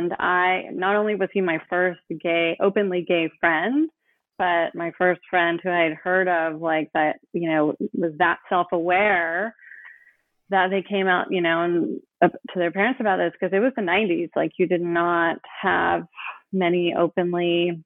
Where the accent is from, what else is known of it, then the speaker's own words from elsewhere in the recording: Oakland, California, United States; I grew up in Oakland